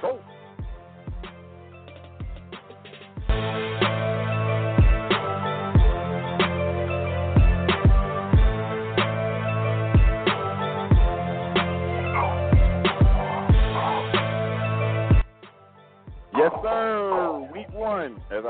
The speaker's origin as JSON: {"language": "English", "town": "Miami", "region": "Florida", "country": "United States", "tie": "born or raised there", "moved": "yes", "lives_now": "Rockmart, Georgia, United States", "said": "I am a Florida native, born and raised in Miami, Florida"}